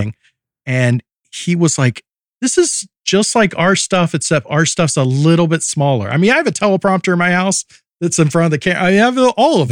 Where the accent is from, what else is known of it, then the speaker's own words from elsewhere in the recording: Alabama, United States; I grew up in Alabama and lived there